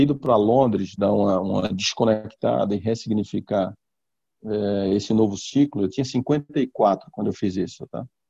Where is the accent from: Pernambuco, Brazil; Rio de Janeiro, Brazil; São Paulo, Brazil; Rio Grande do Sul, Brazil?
Pernambuco, Brazil; also born or lived in Walnut Creek, California, United States; E voltei para o Brasil, né, para Pernambuco. Meu pai é pernambucano, minha mãe é pernambucana. Voltei com um ano e meio de idade. E terminei fazendo a minha educação toda primária, porra, minha adolescência toda lá